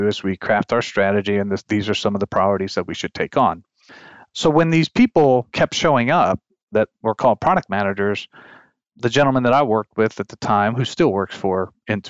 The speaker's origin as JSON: {"language": "English", "country": "Chile", "tie": "born or raised there", "also_born_or_lived": "Texas", "moved": "yes", "said": "growing up in Chile"}